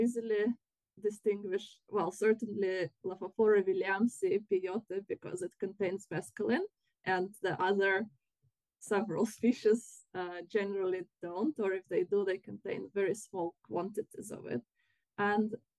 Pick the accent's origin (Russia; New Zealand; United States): Russia; now in United Kingdom; I'm from Russia.